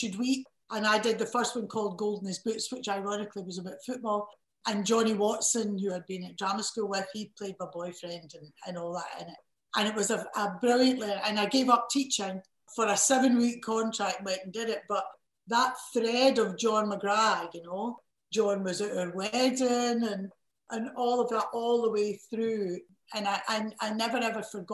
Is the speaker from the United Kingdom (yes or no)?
yes; Lanarkshire, Scotland, United Kingdom; also born or lived in Edinburgh; I was from Lanarkshire